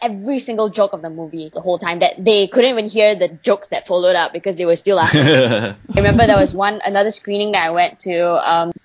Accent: Malaysia; I was born and raised in Malaysia

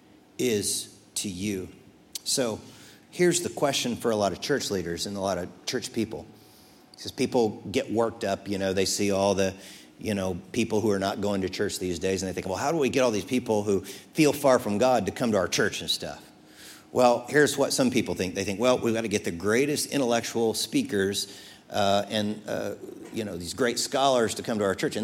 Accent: United States; I'm American way second

